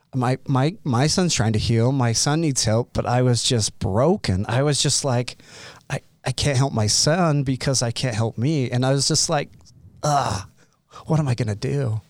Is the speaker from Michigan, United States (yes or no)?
no; Utah, United States; I grew up in Utah County, so with a family of seven kids